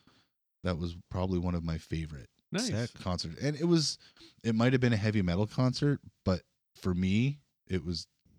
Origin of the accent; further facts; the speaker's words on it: Kenora, Ontario, Canada; When I went to see him, it was at a hotel ballroom back where I grew up in Kenora.